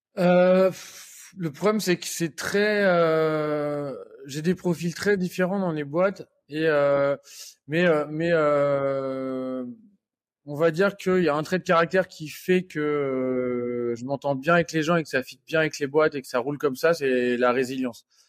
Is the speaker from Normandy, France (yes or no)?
yes; Normandy, France; je suis normand d'origine